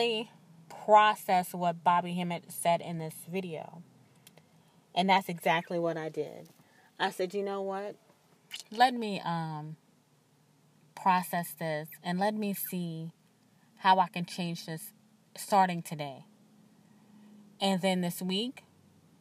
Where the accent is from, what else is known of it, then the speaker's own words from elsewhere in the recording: the South, United States; I'm from the South